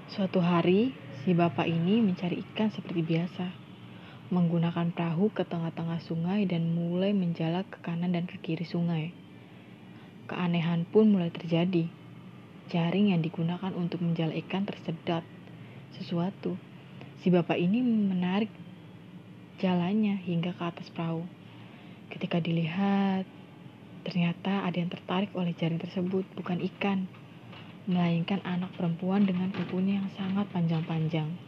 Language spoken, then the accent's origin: Indonesian; Indramayu, West Java, Indonesia; teman-teman, aku sendiri asli dari Indramayu. Ya, Indramayu dan Cirebon itu sangat dekat lah ya.